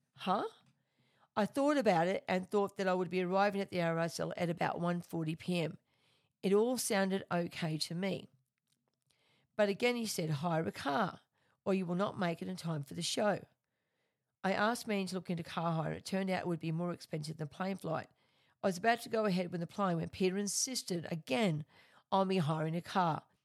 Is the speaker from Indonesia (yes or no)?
no; Australia; I am an Australian medium